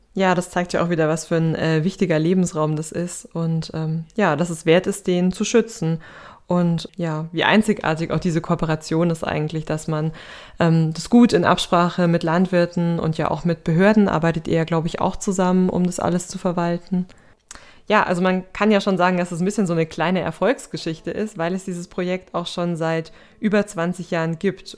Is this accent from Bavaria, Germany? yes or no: yes; Bavaria, Germany; bei uns in Bayern